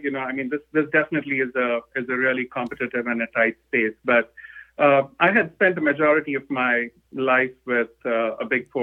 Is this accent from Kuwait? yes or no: no; India; moved away as an adult; now in Atlanta, United States; I'm originally from India. I studied in India. I grew up out there